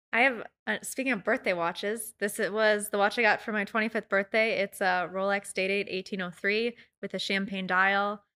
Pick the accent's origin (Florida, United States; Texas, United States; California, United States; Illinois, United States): Illinois, United States; Chicago; I grew up in Chicago